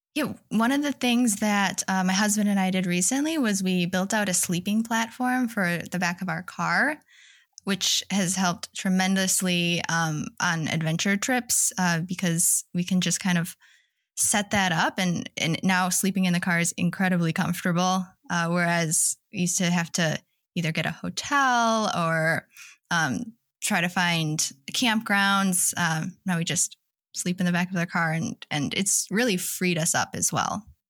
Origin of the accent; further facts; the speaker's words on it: Wisconsin, United States; moved away as an adult; now in Seattle, United States; I grew up in Wisconsin, but my husband and I moved to Washington in twenty seventeen